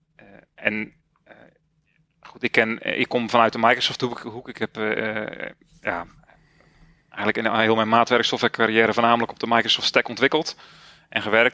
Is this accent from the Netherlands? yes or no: yes; Zeeland, Netherlands; Ik ben 44 jaar en ik kom uit Zeeland